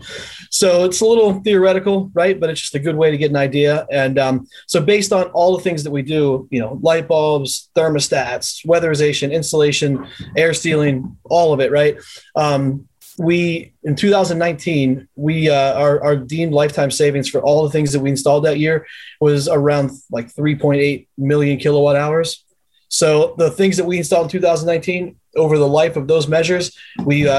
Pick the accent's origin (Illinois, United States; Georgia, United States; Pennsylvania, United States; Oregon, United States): Pennsylvania, United States; Southwestern; now in North Carolina, United States; I'm from Southwestern PA